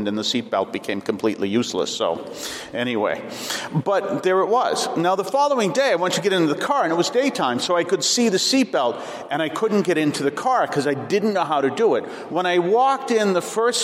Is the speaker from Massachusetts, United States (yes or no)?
yes; Weymouth, Massachusetts, United States; I came from Weymouth